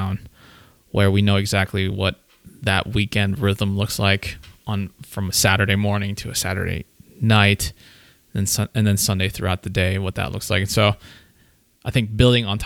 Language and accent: English; Austria; I was born in Austria, but I was a Filipino citizen when I was born